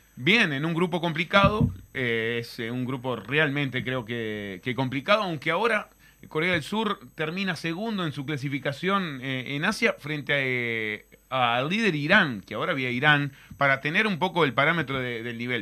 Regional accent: Rosario, Colonia, Uruguay; Soy de Rosario, del departamento de Colonia, pago del capitán de la selección, de Diego Godín

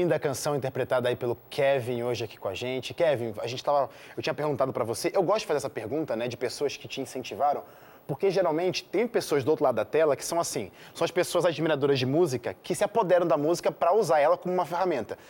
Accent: Rio de Janeiro, Brazil; now in São Paulo, Brazil; eu sou do Rio de Janeiro

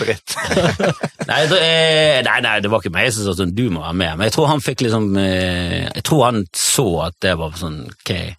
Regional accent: Bergen, Vestland, Norway; accent: Fana; also born or lived in Voss / Sandviken, Bergen; jeg vokste opp eh, ute med kirken, oppe på sånn haug Søre Titlestad

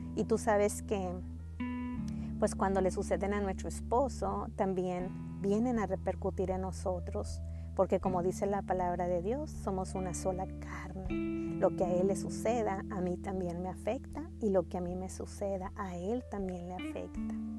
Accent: Mexico; now in Texas, United States; Soy mexicana, pero radico en Texas, junto a mi bella familia

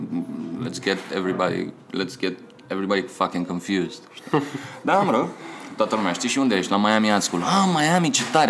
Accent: Pitești, Argeș, Romania; moved away as an adult; also born or lived in Bucharest; din Pitești

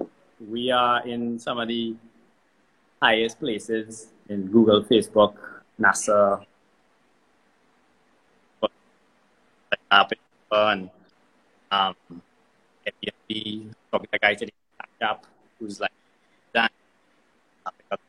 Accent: Trinidad & Tobago; I'm from Trinidad

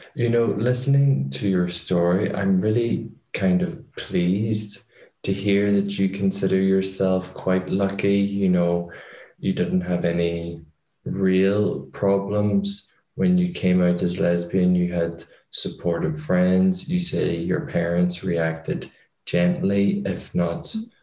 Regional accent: Ireland; being Irish

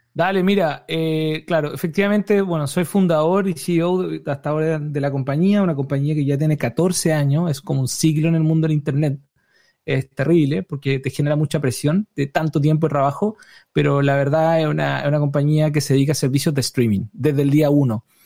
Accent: Chile; now in United States; yo soy chileno

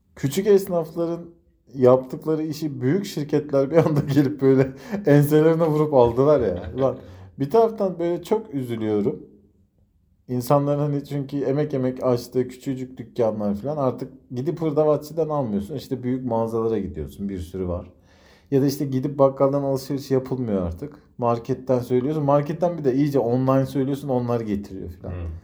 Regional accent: Konya, Turkey; şimdi Konyalıyım ya ben.

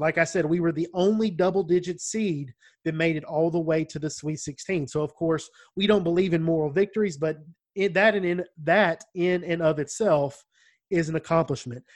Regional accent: United States; accent: country

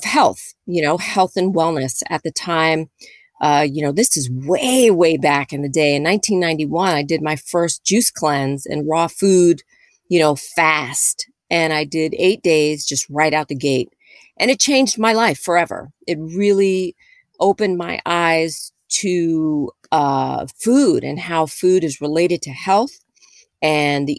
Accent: New York City, New York, United States; I'm a native New Yorker. I was born and raised in New York City.

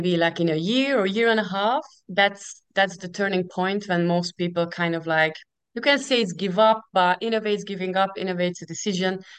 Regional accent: Hungary; English is a second language; moved away as an adult; now in United Kingdom; 10 years ago I moved from Hungary to the UK

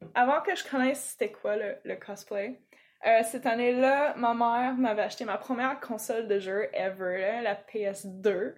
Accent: Toronto, Ontario, Canada; accent: English; French is a second language; moved away as an adult; now in Quebec, Canada; je l'ai pas appris quand je suis arrivée au Québec. Euh, le français, je veux dire. Euh, bon, moi, bien évidemment, je suis née, euh, à Toronto

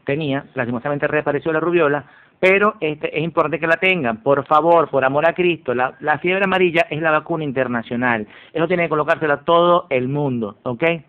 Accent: eastern Venezuela, Venezuela; also born or lived in Caracas; yo nací en Caracas, pero vi mucho, mucho tiempo en Oriente, 20 años de mi vida

